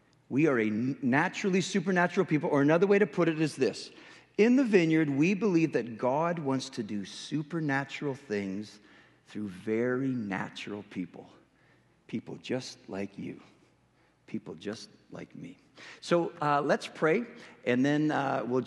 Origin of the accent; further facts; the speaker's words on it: Western Canada, Canada; accent: Canadian; moved away; I'm originally from Western Canada, so if you're not understanding anything I'm saying, it's because I'm speaking a little bit of Canadian